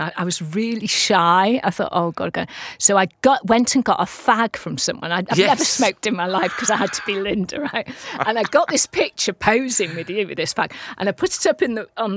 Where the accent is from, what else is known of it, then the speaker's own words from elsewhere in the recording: North Wales, United Kingdom; I am Welsh. Mm. Right, grew up in North Wales.